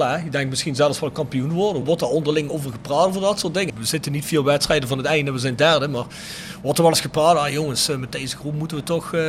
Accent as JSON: {"language": "Dutch", "town": "Rotterdam", "region": "South Holland", "country": "Netherlands", "tie": "born or raised there", "also_born_or_lived": "Limburg", "moved": "as an adult", "said": "Ja, ja ik kom uit Rotterdam."}